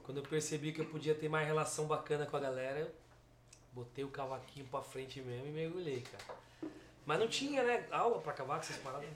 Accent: São Paulo, Brazil; mas a gente é da Zona Sul

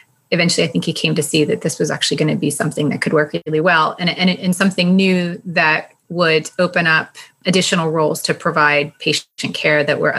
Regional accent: United States; also born or lived in Tipton, United Kingdom; as an American, I was a bit of a novelty.

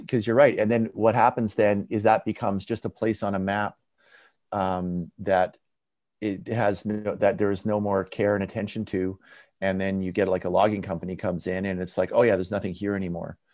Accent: Abbotsford, British Columbia, Canada; where I grew up in Abbotsford, like where I went to high school and elementary school

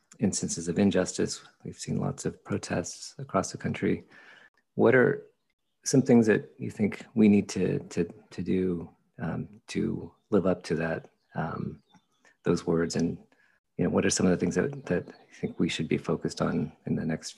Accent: California, United States; As a Californian, as an American

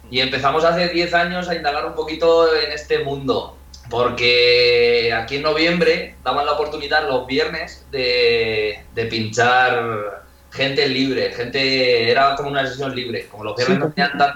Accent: La Solana, Castilla-La Mancha, Spain; la gente me suele decir que si Solana viene de que soy de la Solana.

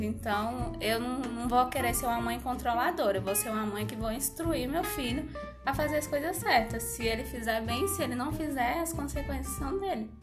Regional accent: Fazenda Pinhões, near Jacobina, Bahia, Brazil; now in Luís Eduardo Magalhães, Brazil; Eu nasci numa fazenda chamada Fazenda Pinhões, perto de Jacobina, perto de Várzea Nova, de Morro do Chapéu, essa cidade pra lá

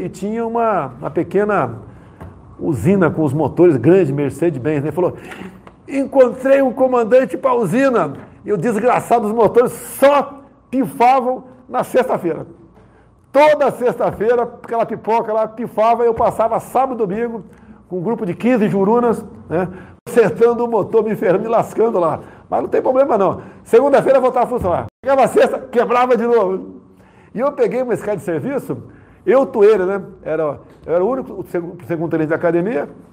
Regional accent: Eldorado, São Paulo, Brazil; moved away; also born or lived in Rio de Janeiro; fui criado em Eldorado Paulista

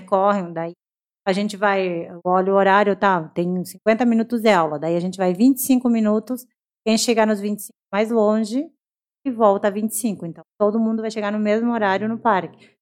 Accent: Brazil; eu sou brasileira, sou brasileira

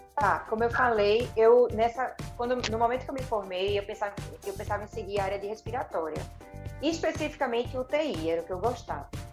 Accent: Recife, Pernambuco, Brazil; eu sou de Recife e minha família é toda daqui. Eu, eu tive essa sorte também de poder fazer a minha faculdade na minha, na minha cidade natal.

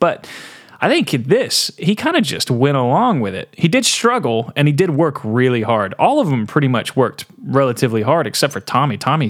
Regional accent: Portland, Tennessee, United States; there was meth galore in my hometown. Really? Portland, Tennessee.

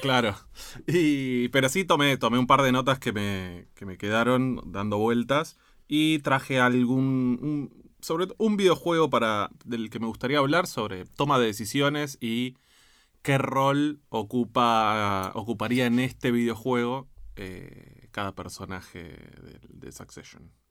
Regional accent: Argentina; como argentino

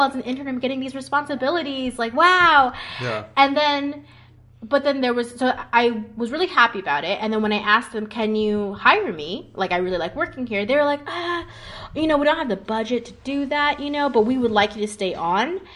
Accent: California, United States; moved away as an adult; also born or lived in Hong Kong; now in Lucerne, Switzerland; I'm from California before

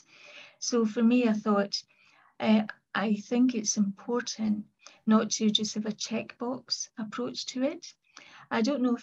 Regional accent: Kilmarnock, Scotland, United Kingdom; I was brought up in Kilmarnock in the southwest of Scotland.

